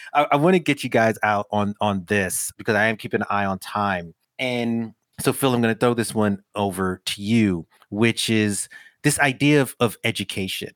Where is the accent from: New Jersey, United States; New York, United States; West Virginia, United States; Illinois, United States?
New York, United States; I grew up in New York